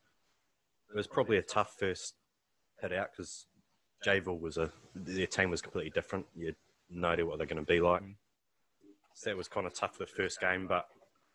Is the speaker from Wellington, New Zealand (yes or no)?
yes; Upper Hutt, Wellington, New Zealand; I grew up in Upper Hutt.